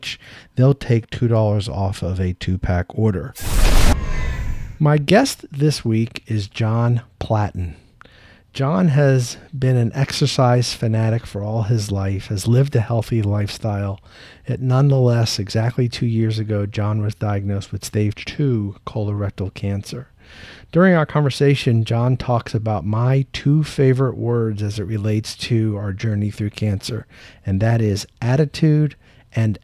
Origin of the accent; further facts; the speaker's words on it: Tampa, Florida, United States; my hometown in Tampa, Florida